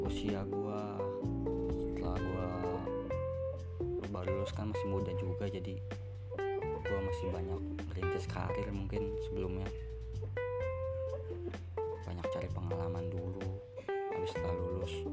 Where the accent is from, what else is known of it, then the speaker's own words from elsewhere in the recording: Serang, Banten, Indonesia; oh iya jurusan gua jurusan teknik pertambangan asal gua Serang Banten